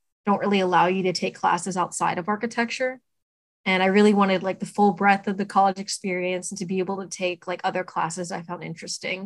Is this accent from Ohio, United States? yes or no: no; Glen Mills, Pennsylvania, United States; I'm originally from Glen Mills, PA. It's a very small town in the suburbs outside of Philly